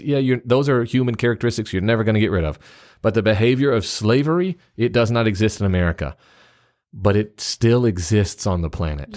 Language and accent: English; Memphis, Tennessee, United States; also born or lived in East Central Mississippi; now in Mississippi, United States; I'm also from the South, uh, except where I live right now. Where I live right now in, in, s, I guess you'd say East Central Mississippi, people tell me I'm from the North because I was born in Memphis, Tennessee.